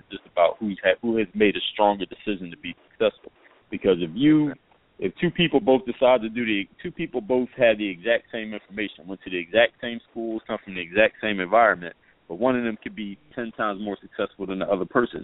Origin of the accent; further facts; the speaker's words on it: Philadelphia, Pennsylvania, United States; also born or lived in overseas; now in South Florida, United States; I'm originally from Philadelphia, PA, and now reside in South Florida.